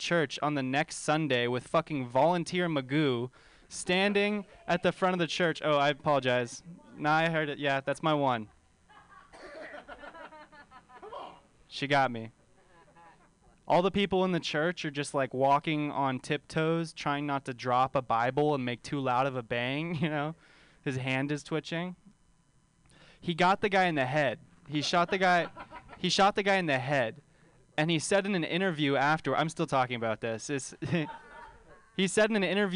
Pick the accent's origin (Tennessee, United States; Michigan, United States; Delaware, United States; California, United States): California, United States; Bay Area; I grew up right here in the Bay Area. Grew up in the Bay